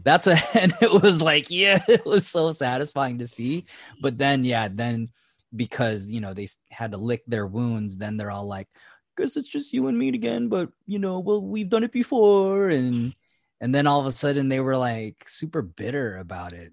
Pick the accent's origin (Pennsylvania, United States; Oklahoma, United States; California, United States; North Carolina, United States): California, United States; Fairfield; also born or lived in Seattle; when I moved from Seattle back home, which was the Vacaville, Fairfield area